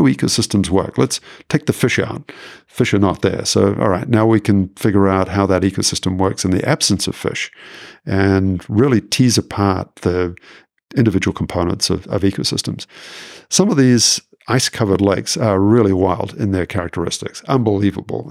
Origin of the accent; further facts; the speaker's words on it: Auckland, New Zealand; now in Quebec City, Canada; I'm originally from New Zealand, and so I grew up in Auckland, very close to the water